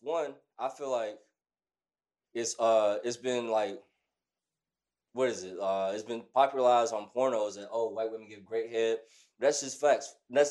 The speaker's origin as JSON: {"language": "English", "region": "Alabama", "country": "United States", "tie": "born or raised there", "moved": "yes", "lives_now": "Atlanta, United States", "said": "Growing up in Alabama"}